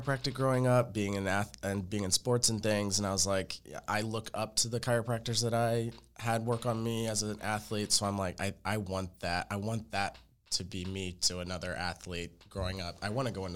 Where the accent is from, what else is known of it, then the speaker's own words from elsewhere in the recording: Ohio, United States; moved away as an adult; also born or lived in Cleveland, Ohio; now in Dallas, United States; I'm from Ohio, small little farm town in Ohio